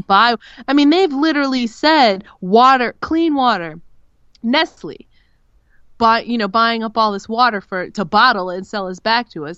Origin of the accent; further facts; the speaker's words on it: Los Angeles, California, United States; moved away; growing up in Los Angeles when I was a kid